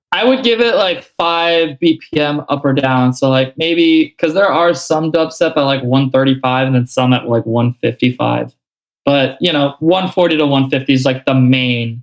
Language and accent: English; South Florida, United States; I'm not the only like South Florida person